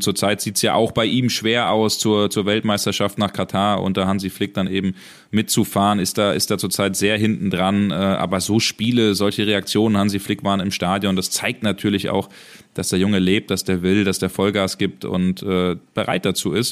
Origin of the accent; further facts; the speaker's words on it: Hesse, Germany; wie man bei uns in Hessen sagt